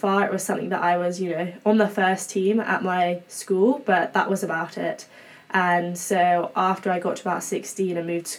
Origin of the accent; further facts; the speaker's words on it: England, United Kingdom; now in Berkeley, United States; obviously, as you can probably tell by now, I am English. So hailing from quite a faraway place, but it's cool to be here.